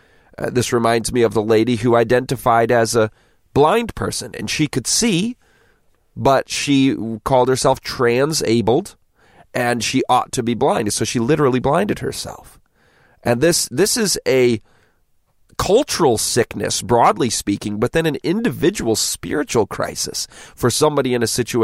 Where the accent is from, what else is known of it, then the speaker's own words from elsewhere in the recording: Galway, Connacht, Ireland; I first learned about vampires when I was 13 and growing up in Galway.